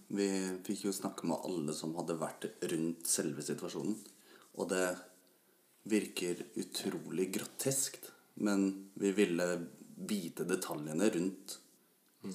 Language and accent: Norwegian; Ås, Akershus, Norway; Jeg kommer fra Ås og jobber som bilmekaniker